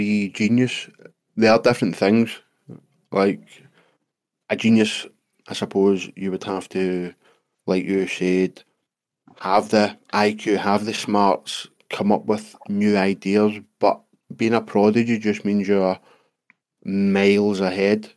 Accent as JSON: {"language": "English", "country": "United Kingdom", "said": "our being British"}